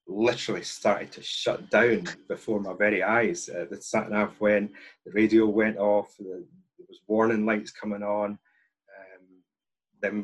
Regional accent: Penicuik, Scotland, United Kingdom; it's my hometown

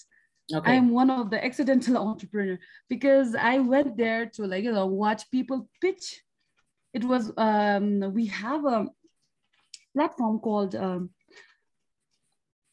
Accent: Bhutan; from Bhutan

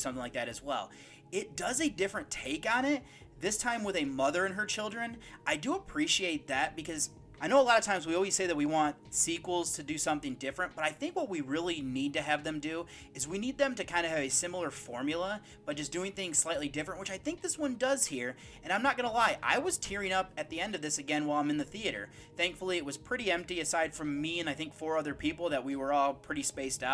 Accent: United States; I'm from the United States

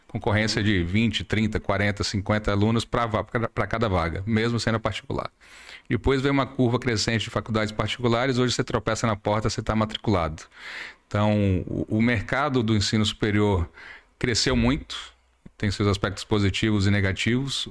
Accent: Salvador, Bahia, Brazil; moved away as an adult; also born or lived in São Paulo; now in Manaus, Brazil; nasci em São Paulo, cresci em Salvador, estou em Manaus desde 2010

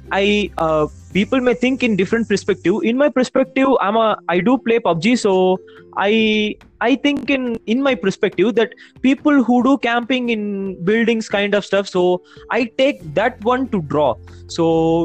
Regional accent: Salem, Tamil Nadu, India; I'm from Salem.

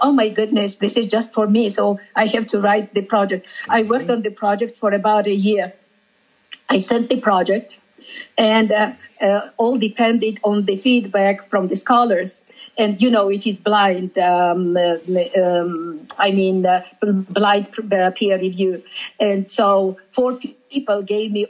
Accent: Georgia; first language Georgian; English is a second language; I am from Georgia.

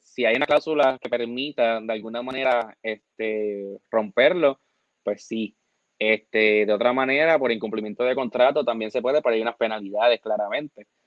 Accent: Puerto Rico; Y aquí a los puertorriqueños y puertorriqueñas no nos interesa

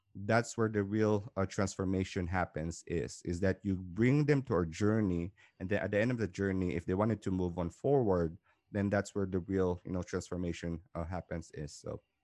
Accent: Philippines; moved away as an adult; now in Dubai, United Arab Emirates; I came from Philippines, originally from Philippines, Southeast Asia

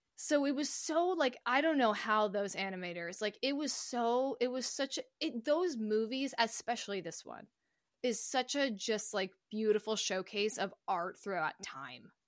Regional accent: United States; as American citizens

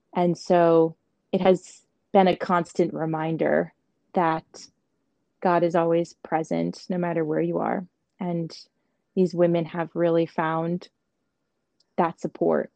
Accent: Montgomery, United States; I grew up in Montgomery

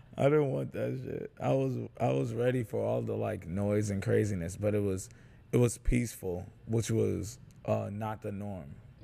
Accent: New York City, New York, United States; also born or lived in Schaumburg, Illinois; now in Chicago, United States; I am not from Chicago. I'm born and raised in New York City. Mm. So I've been in Chicago 7 years by way of Schaumburg first.

